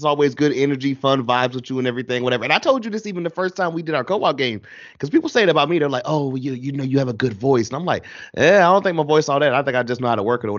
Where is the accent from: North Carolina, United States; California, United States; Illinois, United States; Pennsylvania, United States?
North Carolina, United States; Goldsboro; there's a place back in my hometown, I haven't had it in years now, but I always, anytime I can go home and I can get it, I will, because it's that amazing, whatever. Shout out to Aggies in Goldsboro, NC